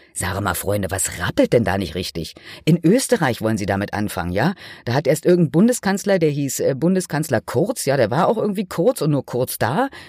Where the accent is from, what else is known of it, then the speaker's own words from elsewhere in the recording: Germany; bei uns in Deutschland